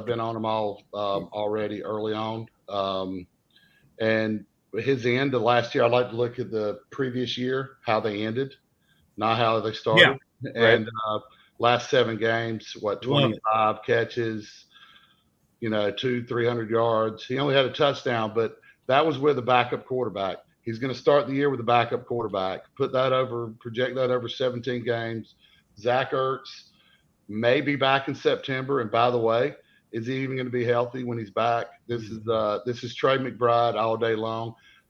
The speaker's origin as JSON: {"language": "English", "region": "the Carolinas", "country": "United States", "said": "I'm from the Carolinas"}